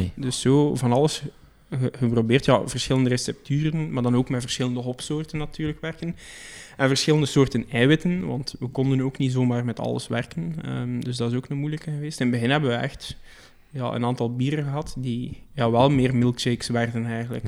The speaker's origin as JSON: {"language": "Dutch", "country": "Belgium", "said": "we zijn Belgen"}